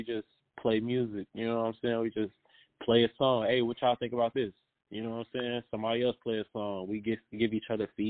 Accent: Chicago, Illinois, United States; I am originally from Chicago, and I'm still in Chicago

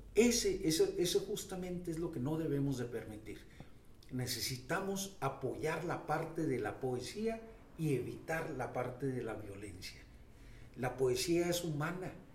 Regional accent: Delicias, Chihuahua, Mexico; moved away as an adult; also born or lived in Mexico City; now in Chihuahua, Mexico; Nací en Delicias, Chihuahua, en el sector sur eh, una infancia extraordinaria. Ahí estudié

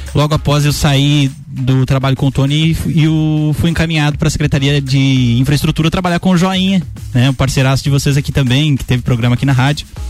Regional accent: Brazil; Eu sou do bairro da Penha, nascido né, 28 anos no bairro da Penha

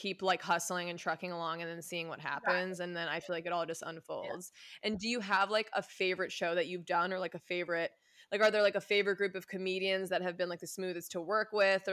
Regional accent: Westchester, New York, United States; moved away as an adult; now in West Coast, United States; I'm from New York

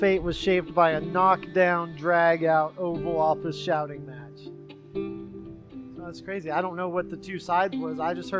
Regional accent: Texas, United States; moved away; I love Texas for those reasons. I love all the green grass and land. And you're from there. Yeah.

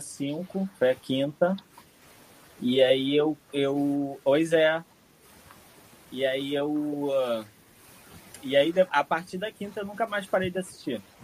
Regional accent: Rio de Janeiro, Brazil; Sou do Rio de Janeiro

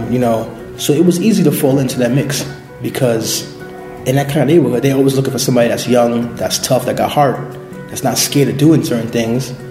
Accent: New York City, New York, United States; I was born and raised in Brooklyn, in the Bushwick, East New York section of Brooklyn

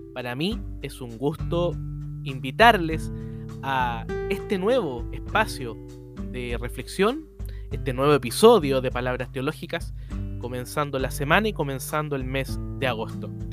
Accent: Chile; soy el único chileno escribiendo en el libro

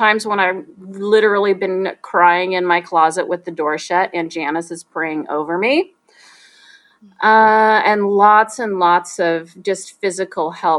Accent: Salem, Oregon, United States; now in Wesley Chapel, United States; We grew up both in Salem, Oregon

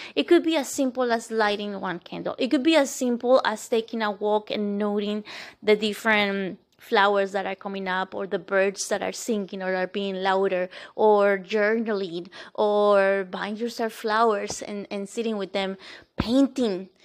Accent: Bogotá, Colombia; moved away; where I lived, uh, and was born, was in the capital city

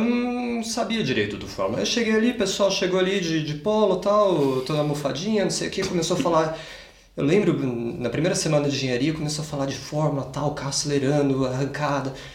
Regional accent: Campinas, São Paulo, Brazil; moved away as an adult; now in Munich, Germany; Eu é... sou nasci em São Paulo, mas com quatro meses de idade eu mudei para Campinas e passei praticamente minha vida inteira lá

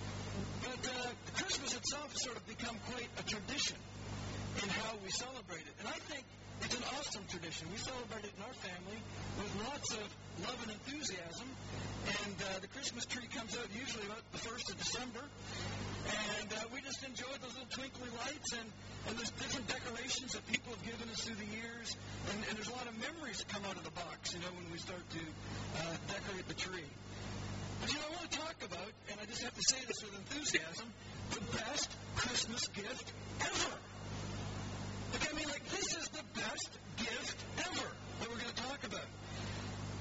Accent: Canada; now in England; I'm a Canadian

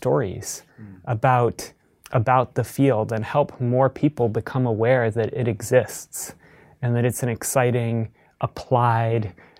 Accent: Columbus, Ohio, United States; I grew up in Columbus, Ohio.

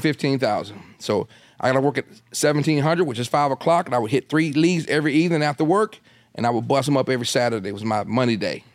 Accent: Delaware, United States; I'm in Delaware. That's my home state

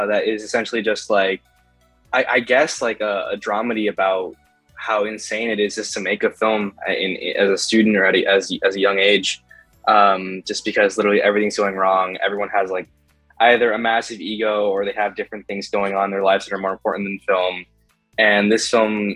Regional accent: New York City, New York, United States; also born or lived in Rochester, New York; Born and raised in New York City, currently studying at the University of Rochester.

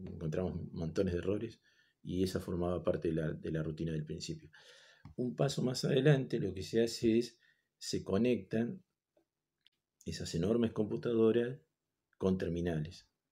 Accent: Argentina; somos argentinos

